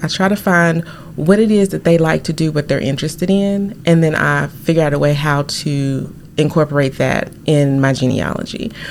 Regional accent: Arkansas, United States; I am from Arkansas, sixth generation

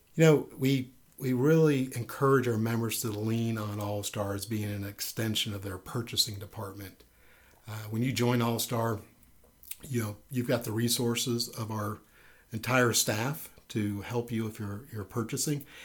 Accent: Miami, Florida, United States; I'm originally from Miami, Florida

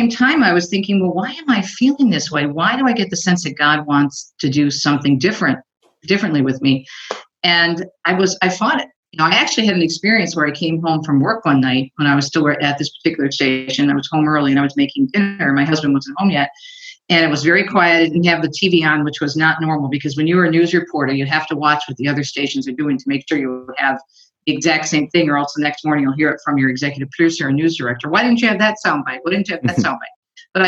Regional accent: Detroit, Michigan, United States; here in my hometown of the Detroit area

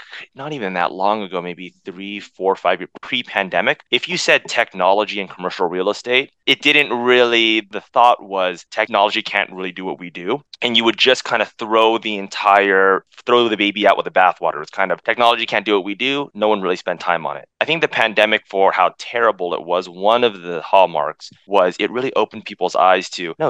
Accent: Philippines; I'm Filipino, so we'd always have these big family events.

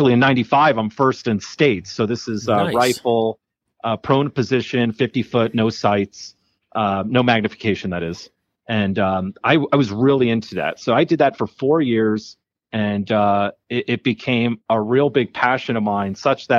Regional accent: Nutley, New Jersey, United States; moved away as an adult; now in Colorado, United States; New Jersey, or otherwise known as Jersey

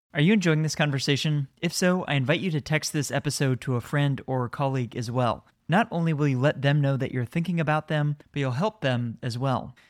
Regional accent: United States; being an American

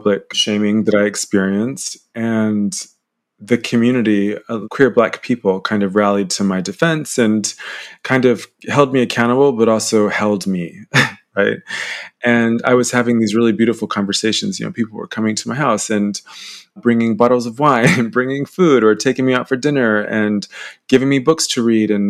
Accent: Atlanta, Georgia, United States; also born or lived in London, United Kingdom / Yoakum, Texas; now in Norwich, United Kingdom; growing up in Atlanta

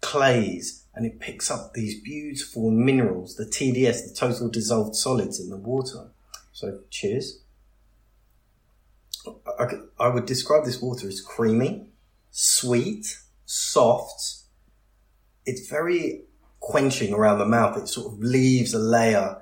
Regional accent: United Kingdom; being very British

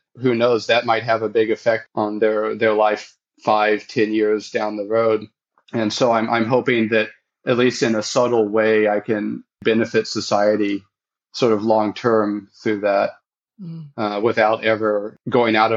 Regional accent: United States; born or raised there; moved away as an adult; now in Hofu, Japan

